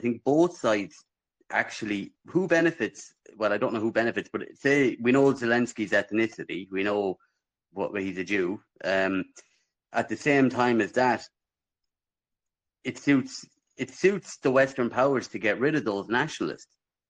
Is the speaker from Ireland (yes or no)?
yes; Ireland; I'm Irish.